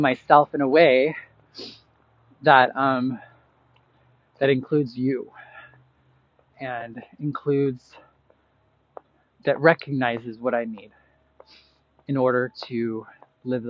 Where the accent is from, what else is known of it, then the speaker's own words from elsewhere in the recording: Boise, Idaho, United States; moved away as an adult; now in Chicago, United States; 10 years ago that I moved from Boise, Idaho, that I moved from here to Chicago and started my journey away from Idaho